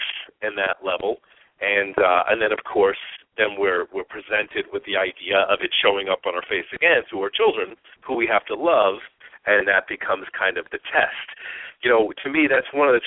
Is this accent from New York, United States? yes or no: yes; Long Island, New York, United States; moved away as an adult; now in Phoenix, United States; I grew up on Long Island